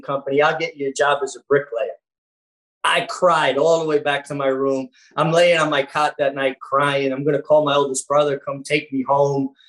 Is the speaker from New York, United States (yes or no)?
yes; New York City, New York, United States; I'm a kid from Brooklyn